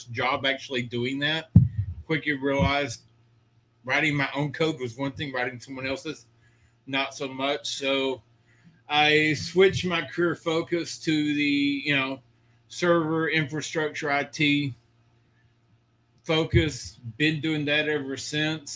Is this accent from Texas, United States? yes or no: yes; Texas, United States; also born or lived in Georgia / Seguin, Texas; Born and raised in Texas my whole life. I've lived in every area of Texas except West Texas